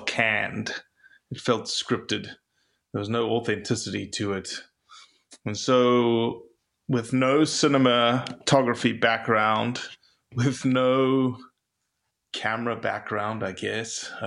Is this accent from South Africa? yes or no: yes; South Africa; moved away as an adult; also born or lived in Mississippi; now in United States; I'm from South Africa originally.